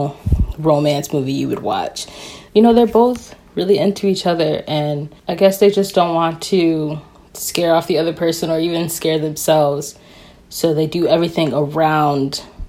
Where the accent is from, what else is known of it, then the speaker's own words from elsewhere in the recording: Chicago, Illinois, United States; Chicago, which is my hometown and Tawana's hometown